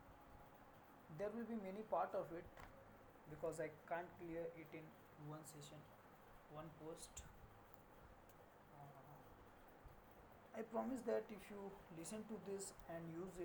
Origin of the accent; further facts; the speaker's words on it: Bihar, India; now in Kolkata, India; I was born in Bihar. I lived in Bihar for many years, but now I live in Kolkata, a city in West Bengal